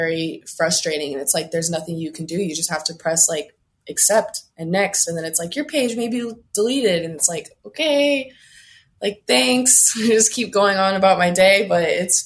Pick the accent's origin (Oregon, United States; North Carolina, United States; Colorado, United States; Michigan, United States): Oregon, United States; I'm from Oregon